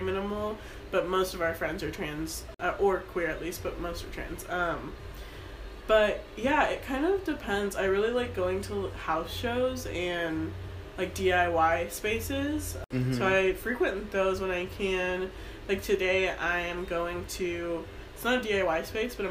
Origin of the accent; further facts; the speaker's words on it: Sacramento, California, United States; also born or lived in Folsom, California; I was born in South Sacramento, and then I moved to Midtown in my, like, early childhood, and then I actually moved to Folsom with my family, and then came back here